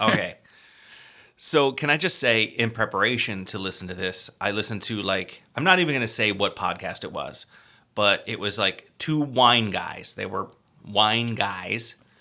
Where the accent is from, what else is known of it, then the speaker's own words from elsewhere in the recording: United States; we are from America, or the United States of America, more specifically